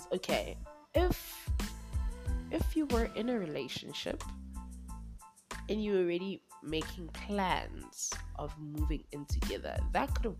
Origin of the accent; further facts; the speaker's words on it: Durban, KwaZulu-Natal, South Africa; moved away as an adult; now in Johannesburg, South Africa; I'm from Durban. I'm from warmer pastures. I'm from the coast. So this is my first winter that I've experienced here in Johannesburg